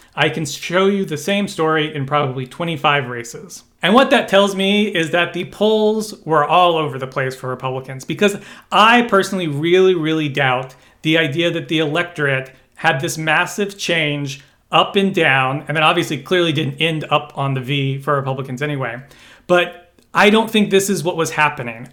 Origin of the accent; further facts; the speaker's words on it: Kentucky, United States; I was born in Kentucky